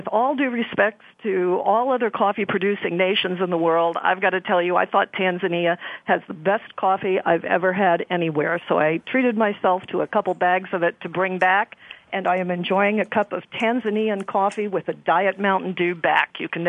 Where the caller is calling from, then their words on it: Houston, Texas, United States; I am calling from Houston, Texas